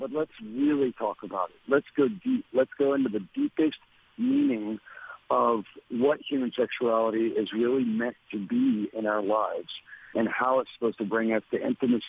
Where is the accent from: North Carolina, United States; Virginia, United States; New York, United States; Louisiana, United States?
Louisiana, United States; I was born in Louisiana and raised there